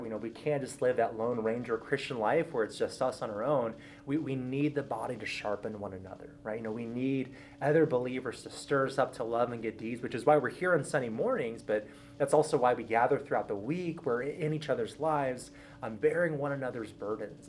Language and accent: English; Southern California, United States; I was born and raised in Southern California, so that's where I grew up my entire life